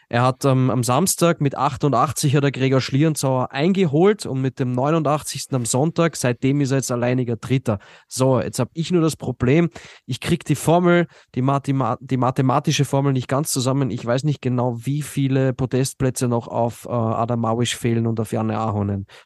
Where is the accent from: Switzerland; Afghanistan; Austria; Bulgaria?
Austria; Okay, ja, was soll ich jetzt als Österreicher sagen?